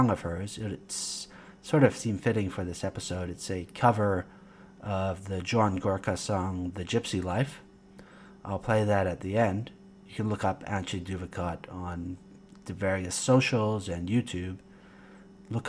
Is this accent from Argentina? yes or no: no; Canada; moved away as an adult; also born or lived in Fuzhou, China / Guangzhou, China / Poland; suburban sprawl, as that's where I kind of grew up and was living in 2006, at least, in Canada